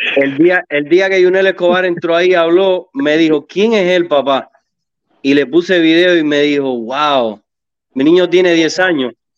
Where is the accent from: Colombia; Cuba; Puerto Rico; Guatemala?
Cuba; moved away; yo soy del barrio de Luis Robert en Cuba